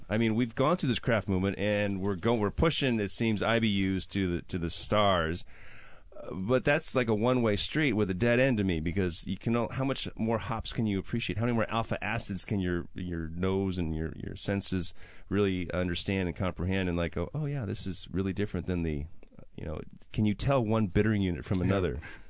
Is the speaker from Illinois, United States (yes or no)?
no; Seattle, Washington, United States; Part of my growing up in Seattle was learning about the different beers that came in short, stubby brown bottles.